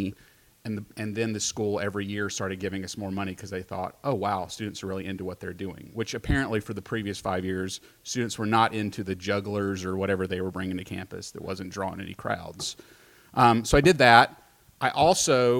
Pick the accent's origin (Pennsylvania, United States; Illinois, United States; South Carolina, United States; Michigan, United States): South Carolina, United States; Greenville; I'm from Greenville, South Carolina, smallest suburb of Greenville